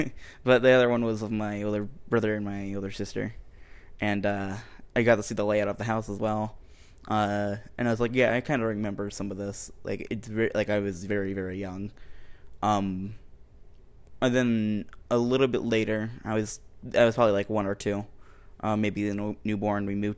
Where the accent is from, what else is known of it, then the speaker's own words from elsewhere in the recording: Ohio, United States; And I was born in Ohio, so I'm an Ohio boy.